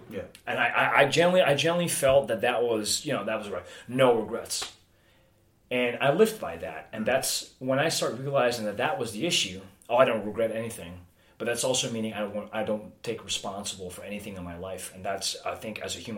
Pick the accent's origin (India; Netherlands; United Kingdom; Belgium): Netherlands; Amsterdam, North Holland; also born or lived in Alkmaar, Netherlands; I was born in Alkmaar, which is a place in the northern part of the Netherlands. Uh, I was raised in and around, I'd say, Amsterdam.